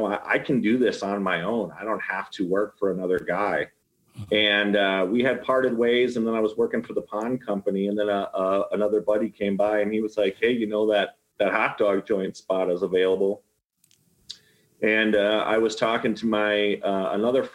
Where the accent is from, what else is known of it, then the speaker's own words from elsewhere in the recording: Arlington Heights, Illinois, United States; moved away as an adult; also born or lived in LaGrange, Illinois / Naperville, Illinois; now in Longmont, United States; I grew up in the northwest suburbs. I was born in Arlington Heights, raised a little bit in LaGrange and Naperville, but most of my, I would say my formative years, from the time I was like in fifth grade until probably after I got out of the military, I lived in Arlington Heights.